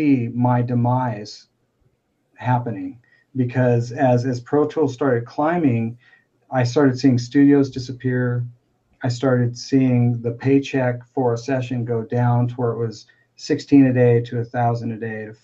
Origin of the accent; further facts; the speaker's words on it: Spring Hill, United States; I'm just dude from Spring Hill